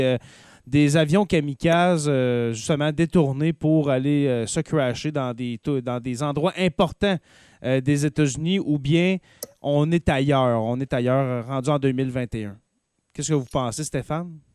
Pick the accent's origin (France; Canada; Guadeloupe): Canada; Témiscamingue, Quebec; un fromage québécois qui est produit chez moi au Témiscamingue